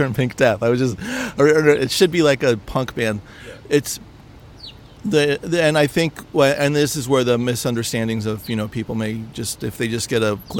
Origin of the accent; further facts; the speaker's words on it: San Mateo County, California, United States; I grew up in San Mateo County